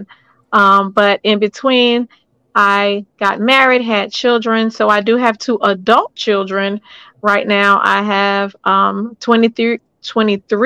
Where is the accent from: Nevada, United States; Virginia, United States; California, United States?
Virginia, United States; Norfolk; I'm born and raised in Norfolk, Virginia